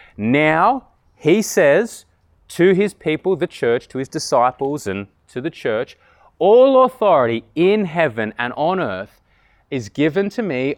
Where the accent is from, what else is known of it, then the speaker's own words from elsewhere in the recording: Canberra, Australian Capital Territory, Australia; I grew up here in Tuggeranong and went 22 years without ever really hearing the gospel